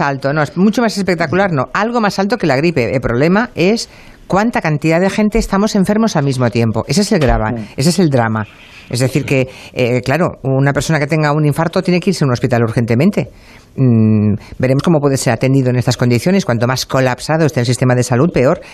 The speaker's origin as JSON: {"language": "Spanish", "town": "Monforte de Lemos", "region": "Galicia", "country": "Spain", "moved": "yes", "said": "Yo me iba a mi pueblo, por ejemplo, me iba a ir a mi pueblo, me iba a ir a, a Monforte de Lemos"}